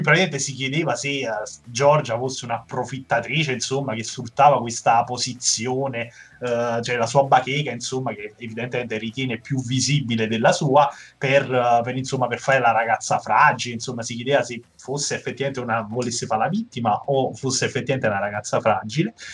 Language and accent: Italian; Naples, Campania, Italy; Da buon napoletano